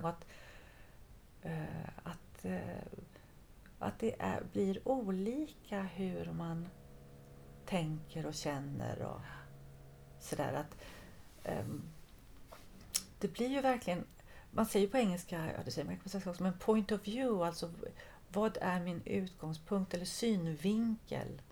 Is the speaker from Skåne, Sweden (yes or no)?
no; Halmstad, Halland County, Sweden; moved away; also born or lived in France; jag är ju född och uppvuxen i Halmstad